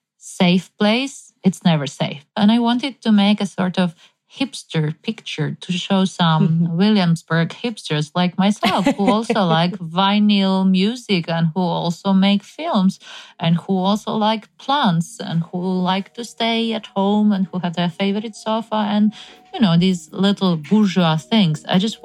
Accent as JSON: {"language": "English", "country": "Ukraine", "said": "I'm from Ukraine. Back home, winters are dark and cold."}